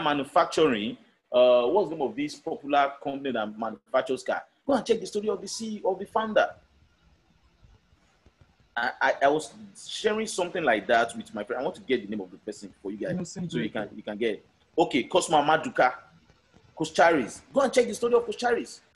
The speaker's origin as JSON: {"language": "English", "country": "Nigeria", "said": "I'm a Nigerian"}